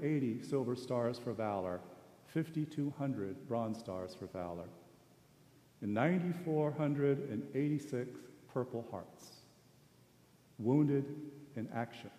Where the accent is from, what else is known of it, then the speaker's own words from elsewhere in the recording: Sendai, Miyagi, Japan; moved away; I was born in Sendai, Japan. My mother is Japanese.